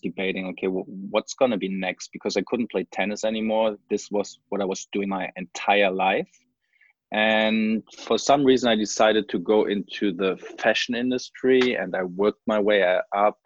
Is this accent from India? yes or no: no; Germany; moved away as an adult; also born or lived in Hawaii / Sintra; after I finished high school in Germany, I went to college in Hawaii